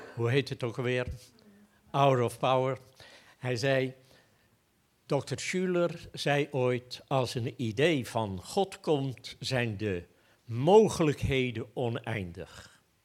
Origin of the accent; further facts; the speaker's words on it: Goes, Zeeland, Netherlands; now in Apeldoorn, Netherlands; Ik ben opgegroeid in Goes